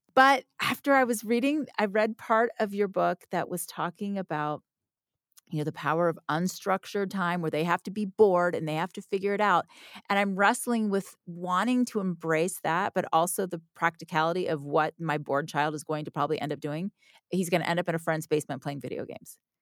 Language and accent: English; Orlando, Florida, United States; I grew up in Orlando